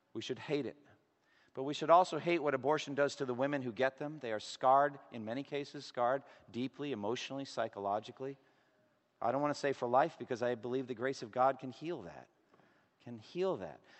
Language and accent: English; Boston, Massachusetts, United States; I'm from Boston